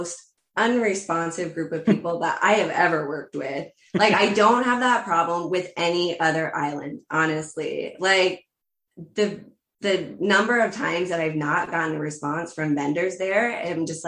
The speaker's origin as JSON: {"language": "English", "country": "United States", "said": "I'm an American"}